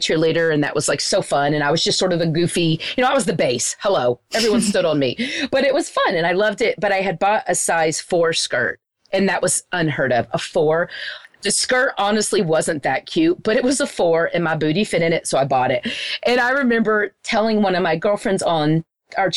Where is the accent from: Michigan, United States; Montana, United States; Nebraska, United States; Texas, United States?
Texas, United States; Wichita Falls; where I grew up in Wichita Falls, it's a very small town